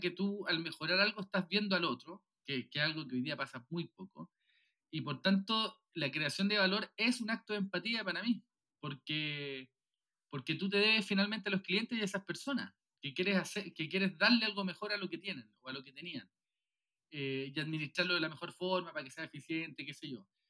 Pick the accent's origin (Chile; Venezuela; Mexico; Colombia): Chile; Viña del Mar, Valparaíso; also born or lived in Puerto Montt; now in Santiago, Chile; yo soy de Viña, eh, eh, que, no es, que no la capital de Santiago, nací en Puerto Montt